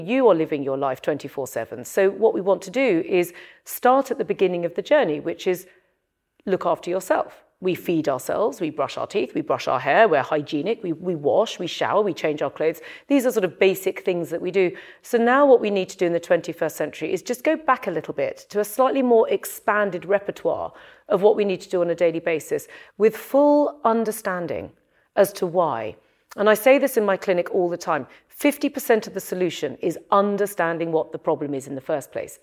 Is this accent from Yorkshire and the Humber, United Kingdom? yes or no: no; London, United Kingdom; from North London, and I'm very grounded about my origins. I'm not Chinese, I'm British, and I I, I come from North London.